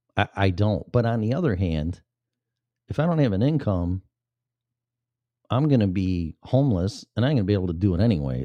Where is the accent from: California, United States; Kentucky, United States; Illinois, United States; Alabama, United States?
Illinois, United States; moved away; going back to my home state